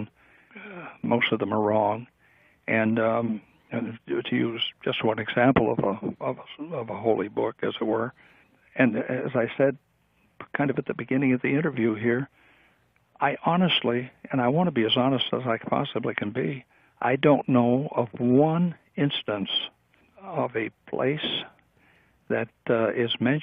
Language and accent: English; United States; we as American people